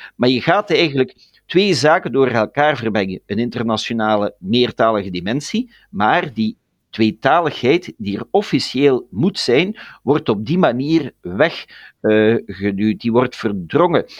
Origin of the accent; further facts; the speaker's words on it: Ganshoren, Brussels, Belgium; wij als Vlamingen in Brussel